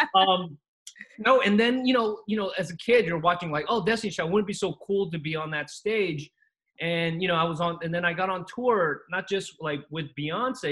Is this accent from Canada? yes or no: no; Costa Rica; now in United States; I came here from Costa Rica, and it was just a new land, new new country.